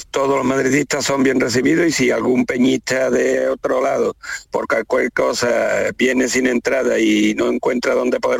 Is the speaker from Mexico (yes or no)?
no; Seville, Andalusia, Spain; nosotros somos sevillanos